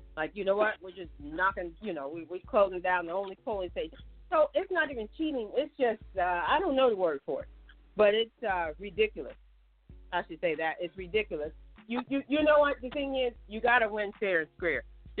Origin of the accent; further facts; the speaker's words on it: Ohio, United States; now in North Carolina, United States; I'm in North Carolina, and I kind of forget sometimes I grew up in Ohio, too.